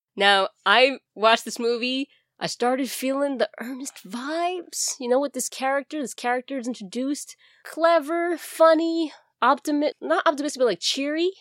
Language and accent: English; New York City, New York, United States; accent: Bronx; my Bronx accent